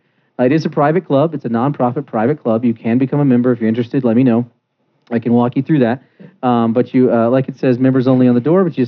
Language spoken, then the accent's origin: English; East Coast, United States; now in Denver, United States; I'm from the Easty Coasty